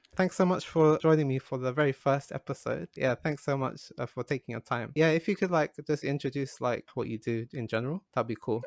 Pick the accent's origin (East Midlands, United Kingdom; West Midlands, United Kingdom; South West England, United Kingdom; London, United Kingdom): London, United Kingdom; now in Japan; I grew up in London